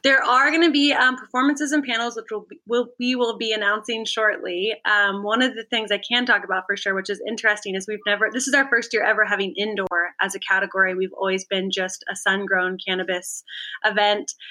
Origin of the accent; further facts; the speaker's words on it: Santa Cruz, California, United States; also born or lived in Mendocino; I grew up in in Santa Cruz. That's where um I, was born